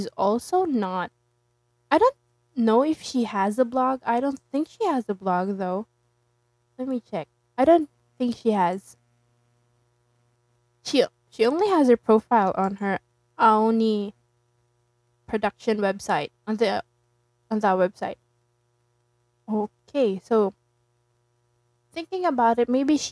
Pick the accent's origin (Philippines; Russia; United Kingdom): Philippines; I'm from the Philippines